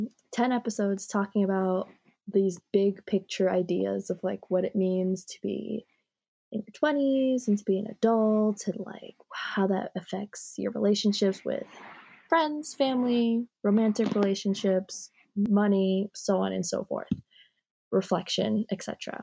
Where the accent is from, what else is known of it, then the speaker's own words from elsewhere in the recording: New York, United States; also born or lived in Japan; now in Florida, United States; Like, yeah, I also grew up in a Haitian household. Like, I was only in Japan till I was 3. But I grew up Haitian in New York. And now I live in Florida.